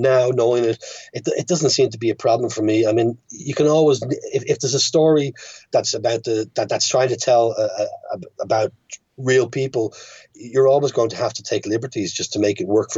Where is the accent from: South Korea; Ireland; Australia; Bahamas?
Ireland; Dublin, Leinster; born or raised there; moved away as an adult; also born or lived in London / United States / France